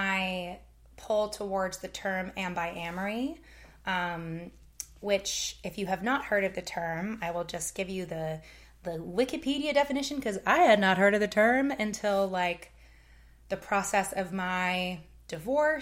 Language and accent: English; Canada; moved away as an adult; now in United States; my lived experience growing up in Canada